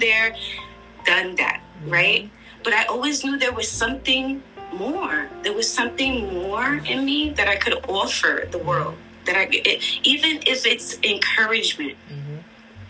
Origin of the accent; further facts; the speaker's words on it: New York City, New York, United States; I'm Puerto Rican from Brooklyn, New York